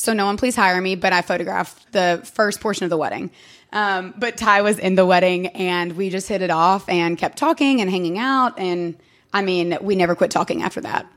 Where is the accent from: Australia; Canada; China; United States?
United States; Sevierville, Tennessee; moved away as an adult; now in Knoxville, United States; I'm from Sevierville